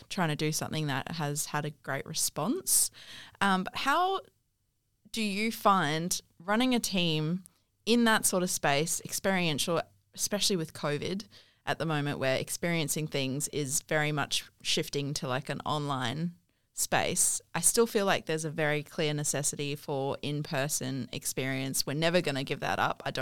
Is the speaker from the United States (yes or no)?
no; South Africa; now in Australia; Um, so I'm from South Africa, but I lived